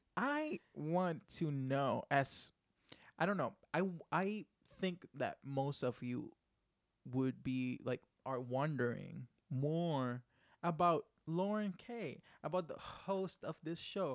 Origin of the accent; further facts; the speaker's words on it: Puerto Rico; first language Spanish; English is a second language; I'm from Puerto Rico.